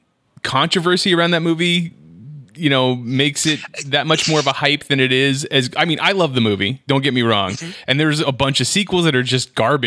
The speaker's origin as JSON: {"language": "English", "country": "United States", "said": "as an American who has never left the United States"}